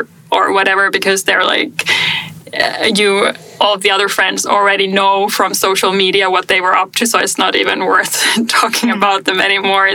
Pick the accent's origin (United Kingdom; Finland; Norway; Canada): Finland; moved away; also born or lived in Germany; my home country